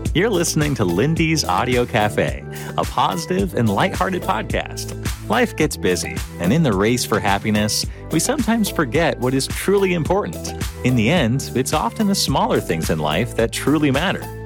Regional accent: Whitehorse, Yukon, Canada; I grew up in Whitehorse, Yukon. I grew up in a neighborhood downtown

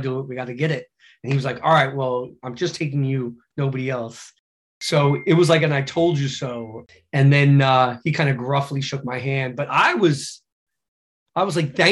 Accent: New York City, New York, United States; now in Santa Monica, United States; I'm a New Yorker

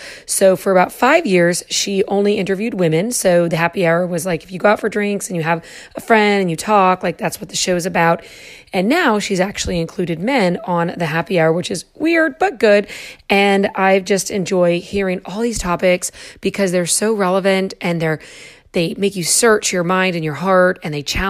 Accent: Lewiston, Idaho, United States; moved away as an adult; also born or lived in Pennsylvania; I was born and raised in Lewiston, Idaho, out in the Northwest.

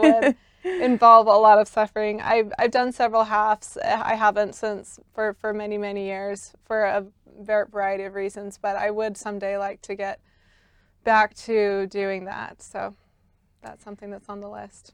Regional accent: Salt Lake City, Utah, United States; I grew up just here in Salt Lake City in East Mill Creek.

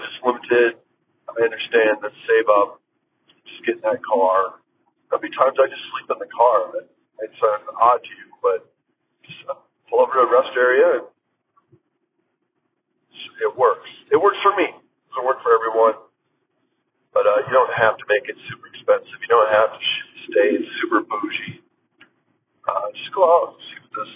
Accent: Minnesota, United States; now in La Quinta, United States; Minnesota, the land I was born and raised

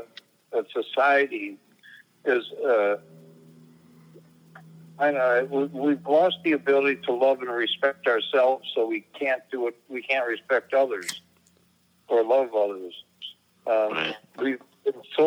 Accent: Ohio, United States; moved away; also born or lived in Los Angeles; I'm growing up in Ohio

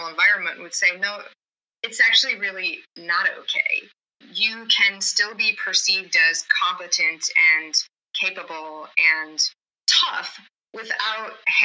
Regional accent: Midwest, United States; I grew up in the Midwest.

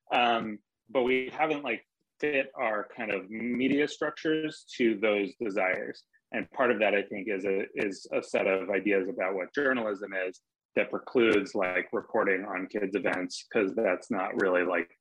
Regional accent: Maine, United States; I grew up in Maine

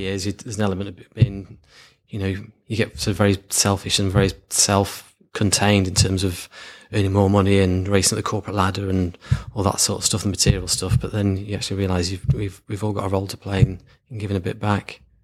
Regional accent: Lancashire, North West England, United Kingdom; born and bred in Lancashire

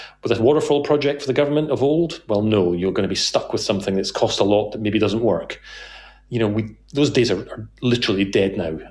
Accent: Scotland, United Kingdom; being Scottish

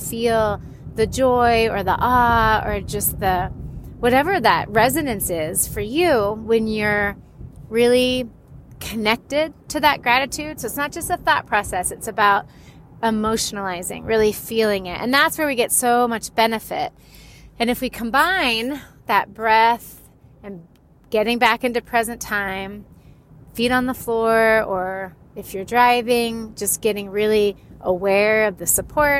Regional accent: Florida, United States; also born or lived in California, United States; I am from Florida and California.

